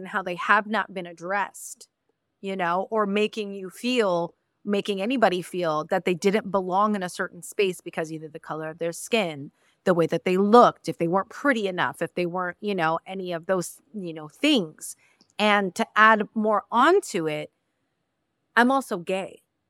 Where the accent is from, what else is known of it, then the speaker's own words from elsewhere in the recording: Mexico; I am not Dominican. I am not Colombian. I am not. I am a Mexican. I come from Mexico.